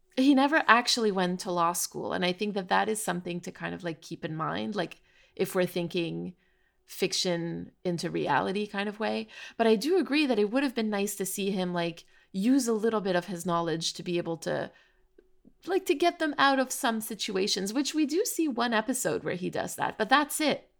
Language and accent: English; Canada; we're from Canada